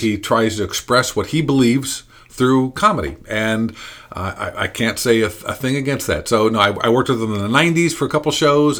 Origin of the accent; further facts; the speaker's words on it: Indiana, United States; I'm from Indiana.